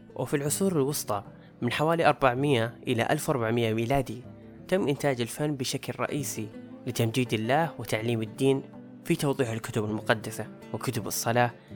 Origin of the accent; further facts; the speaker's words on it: Saudi Arabia; عندنا في السعودية